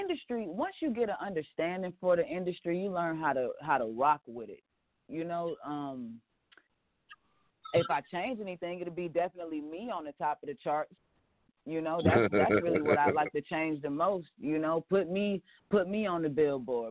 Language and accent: English; Atlanta, Georgia, United States; I'm from Atlanta